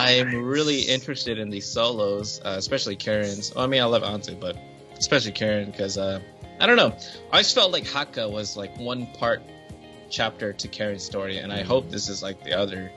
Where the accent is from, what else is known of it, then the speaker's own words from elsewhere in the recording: United States; I am an American